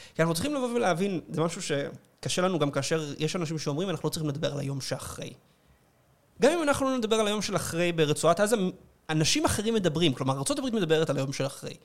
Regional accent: Israel

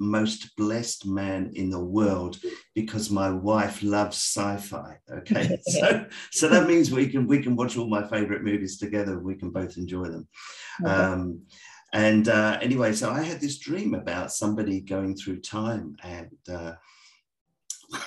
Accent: south of England, United Kingdom; moved away as an adult; now in Australia; I'm English. I grew up in the south of England

